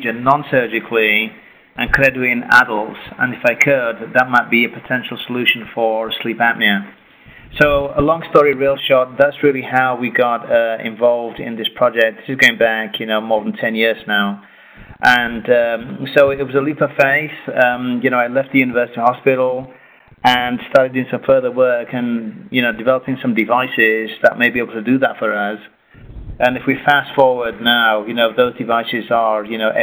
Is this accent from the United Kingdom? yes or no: yes; England, United Kingdom; moved away as an adult; also born or lived in Puerto Rico; now in United States; originally I'm from England